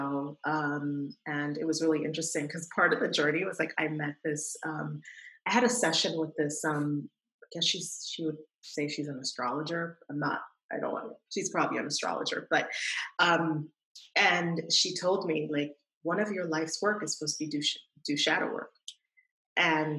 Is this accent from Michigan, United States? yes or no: no; New York City, New York, United States; growing up in New York City